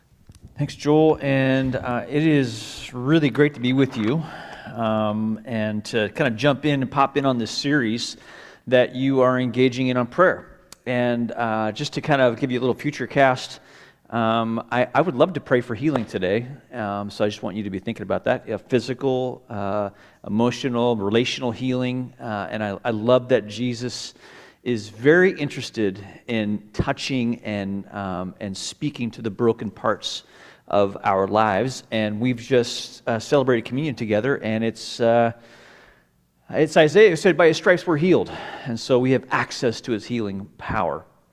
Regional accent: Hong Kong; also born or lived in Malaysia; I do have some roots in Hong Kong. I was born in Hong Kong. My parents were CMA missionaries. And so I would spend part of the year in Hong Kong and part of the year at a boarding school in Malaysia.

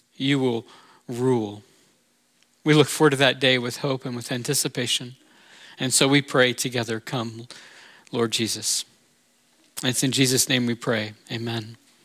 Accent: Orlando, Florida, United States; I'm from Orlando, and that's near Cape Canaveral, Florida

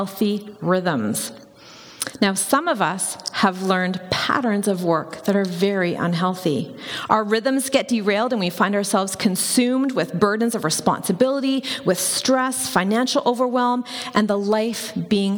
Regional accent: Campbell River, British Columbia, Canada; I grew up in Campbell River, which is on Vancouver Island.

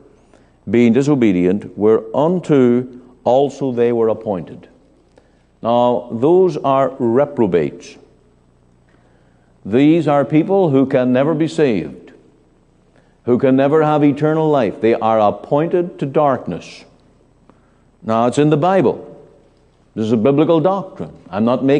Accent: Northern Ireland, United Kingdom; born or raised there; moved away

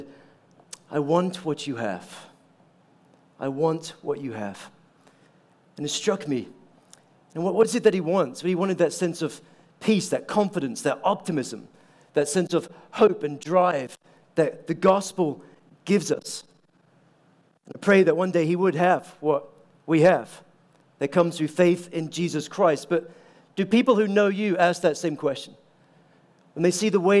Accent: Aberdeen, Scotland, United Kingdom; also born or lived in Scottish Highlands; now in United States; my hometown in Aberdeen

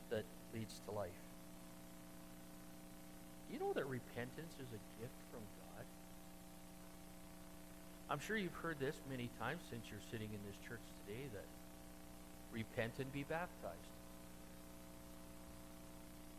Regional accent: Cajun, Louisiana, United States; I'm a Cajun

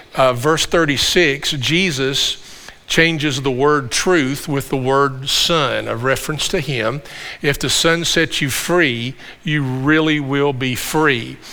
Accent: Campbellsville, Kentucky, United States; we're from the Campbellsville area. This is home for us

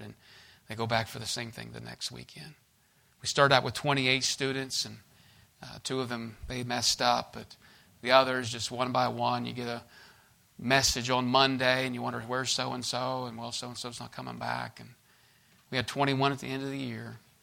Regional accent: United States; I was born in the States and born in the land of the free and home of the brave

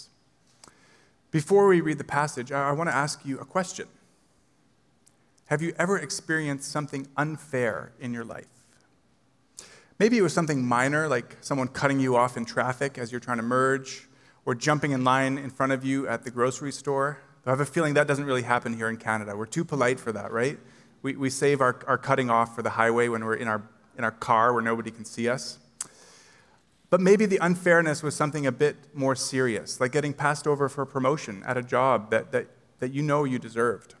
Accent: New Mexico, United States; moved away; Winter and Wren climbing on some of the red rocks in my hometown as well. It was good to be back home, and that made me miss New Mexico

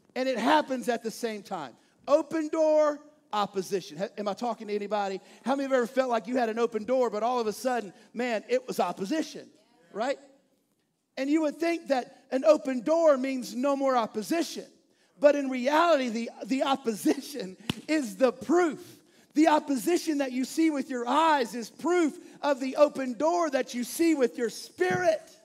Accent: East Texas, United States; now in Bel Air, United States; I'm from East Texas

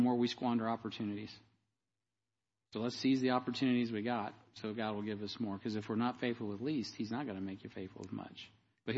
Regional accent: United States; I'm as American as any one of you

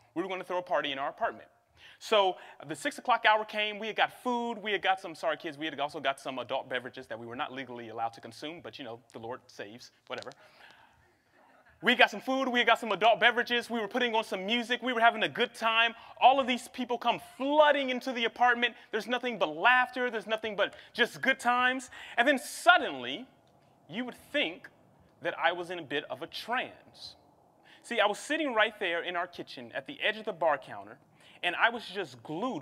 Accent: Cincinnati, Ohio, United States; also born or lived in Seattle, Washington; now in Los Angeles, United States; we came to Los Angeles from Seattle, Washington, but we originally hail um, from Cincinnati, Ohio

